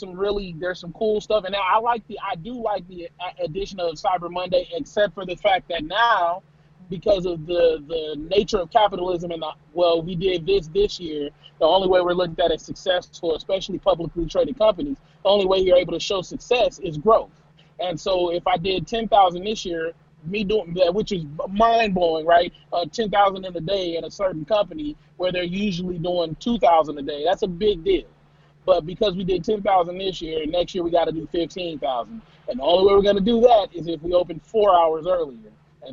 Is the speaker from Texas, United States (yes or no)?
no; Las Vegas, Nevada, United States; I'm from Vegas.